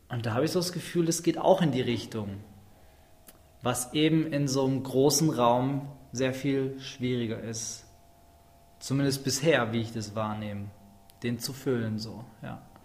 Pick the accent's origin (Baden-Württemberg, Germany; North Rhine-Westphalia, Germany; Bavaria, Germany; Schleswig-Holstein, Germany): Baden-Württemberg, Germany; Schwäbisch Hall; ich komme aus dem schönen Schwäbisch Hall zwischen Stuttgart und Nürnberg